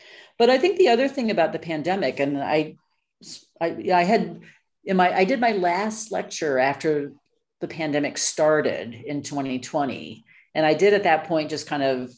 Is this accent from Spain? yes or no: no; United States; moved away as an adult; also born or lived in Colorado / New Mexico / Waterloo, Canada; now in London, United Kingdom; I am an American and do research in Brazil